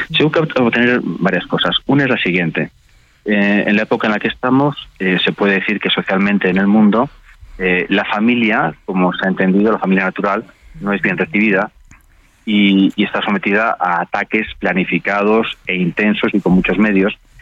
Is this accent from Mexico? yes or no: no; Spain; también en España, en mi país